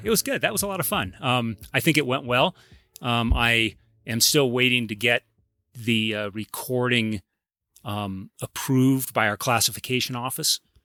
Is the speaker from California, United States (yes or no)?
yes; Claremont, California, United States; I grew up in Claremont, so this is hometown, Southern California.